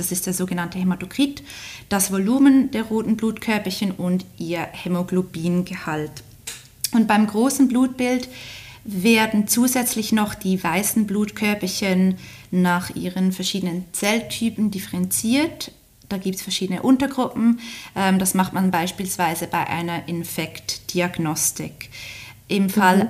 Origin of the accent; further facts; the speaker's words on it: Switzerland; accent: Swiss; wie man hört, wahrscheinlich komme ich aus der Schweiz.